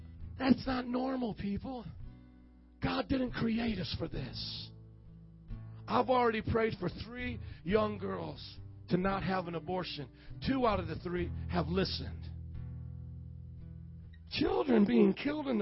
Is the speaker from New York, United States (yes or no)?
no; Fort Wayne, Indiana, United States; now in Chicago, United States; I'm from Fort Wayne, Indiana, where the corn grows about this high. I'm not a Chicagoan